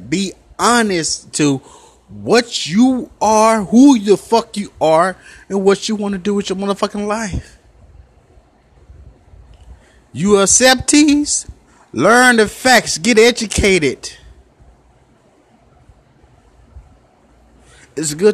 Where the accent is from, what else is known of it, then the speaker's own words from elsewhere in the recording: Memphis, Tennessee, United States; I'm from Memphis, Tennessee. North Memphis